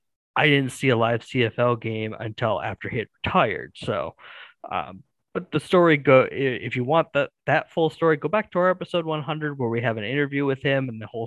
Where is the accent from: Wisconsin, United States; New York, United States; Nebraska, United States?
Wisconsin, United States; Yes, from time to time.